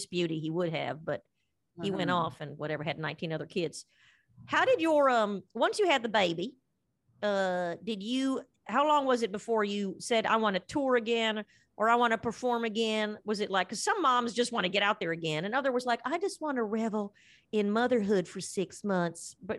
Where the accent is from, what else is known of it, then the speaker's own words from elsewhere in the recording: Appalachia, United States; also born or lived in Virginia; All over. I Appalachia. In a kind of double Y, you know what I mean? I went in search of my dad at some point, drove up to Virginia and lost myself there. I'm a nomad.